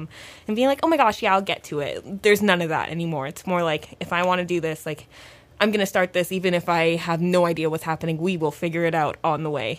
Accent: Toronto, Ontario, Canada; I grew up, like, born and raised in Toronto

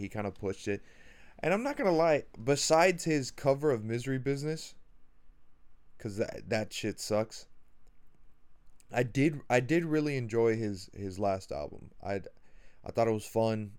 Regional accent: Miami, Florida, United States; I'm from Miami

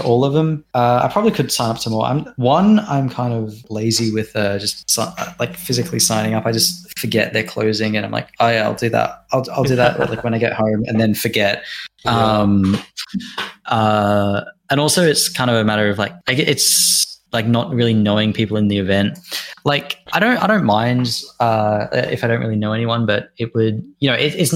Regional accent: Australia; as an Australian

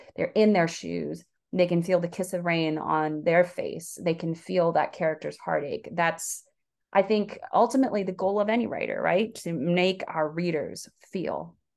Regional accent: the South, United States; also born or lived in Korea; I was raised in the South.

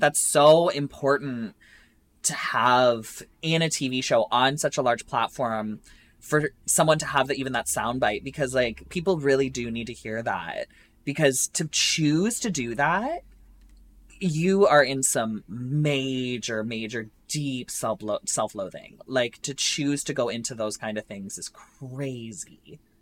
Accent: Essex, Ontario, Canada; my hometown, I'm from Essex, Ontario

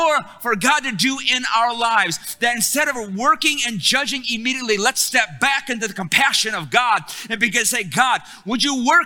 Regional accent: Detroit, Michigan, United States; I'm from Detroit

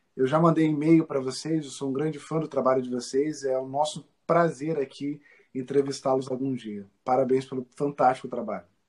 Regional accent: Rio de Janeiro, Brazil; nós, os cariocas

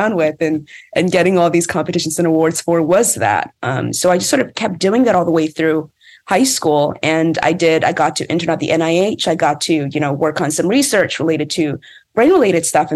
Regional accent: Maryland, United States; I lived in Maryland. I grew up in Maryland.

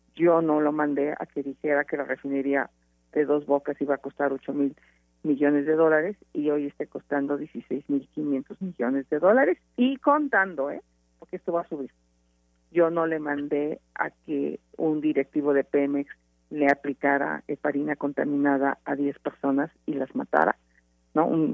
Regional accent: Hidalgo, Mexico; me enfrenté a los caciques hidalguenses como candidata a gobernadora

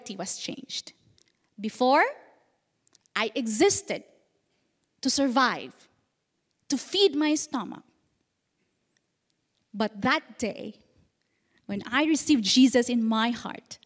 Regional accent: Philippines; moved away as an adult; now in Indonesia; I was born in a very small village, an island in the Philippines, in an underprivileged family, a poor family. We literally lived from hand to mouth

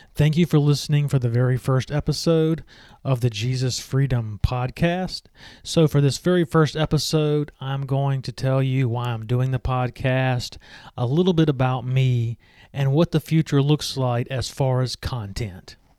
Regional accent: Meridian, Mississippi, United States; I grew up in the United States in the state of Mississippi. My hometown is Meridian.

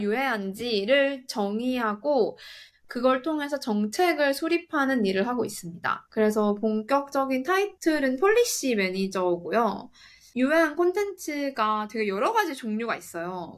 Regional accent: South Korea; moved away as an adult; also born or lived in United States; now in Singapore; 저는 한국에서 나고 자라서 깔깔이님과 단카리님과 같이 고등학교를 나왔고

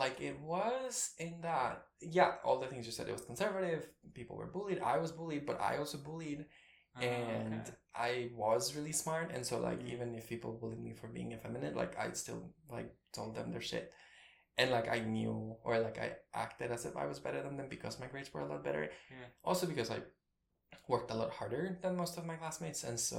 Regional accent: Guatemala; I have a lot of siblings, but I grew up with two. I think I mean, my dad was in the army, and he served in the army during the war, the conflict.

